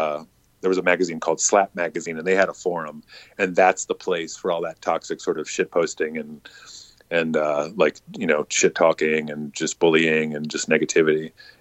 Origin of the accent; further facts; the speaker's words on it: the South, United States; Growing up in the South and like family in Charleston